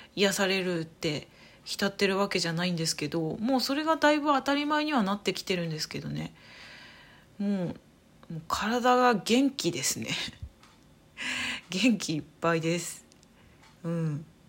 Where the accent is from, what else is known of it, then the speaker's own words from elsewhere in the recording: Saitama, Japan; moved away as an adult; now in Hanamaki, Japan; もともと埼玉出身なんですけど